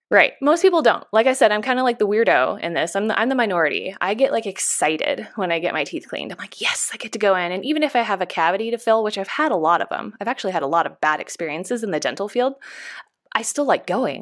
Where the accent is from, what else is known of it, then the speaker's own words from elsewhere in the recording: Chico, California, United States; I come from a really small town. I'm from Chico, California